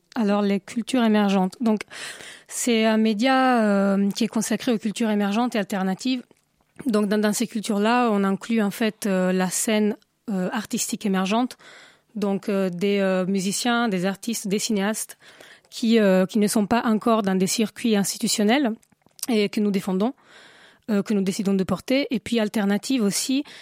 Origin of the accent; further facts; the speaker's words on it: Italy; now in Paris, France; je suis italienne, je voulais euh, un nom italien.